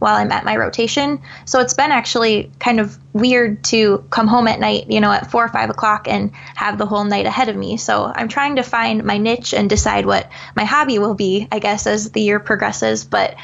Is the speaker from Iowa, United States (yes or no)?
yes; Eastern Iowa, United States; I'm obviously from Eastern Iowa, so a lot of my family's back there